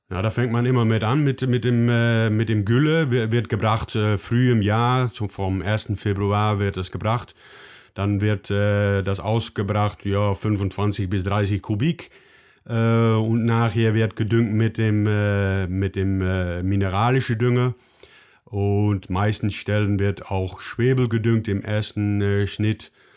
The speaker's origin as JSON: {"language": "German", "country": "Netherlands", "second_language": "German", "said": "Ich komme aus den Niederlanden"}